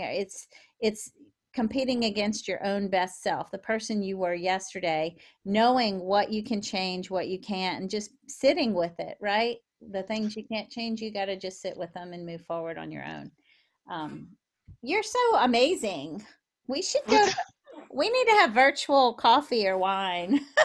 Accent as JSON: {"language": "English", "town": "New Orleans", "region": "Louisiana", "country": "United States", "said": "I'm from New Orleans"}